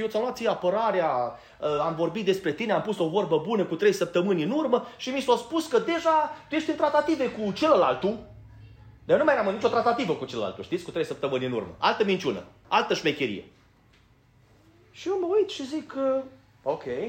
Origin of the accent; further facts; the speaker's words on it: Banat, Romania; moved away; eu din Banat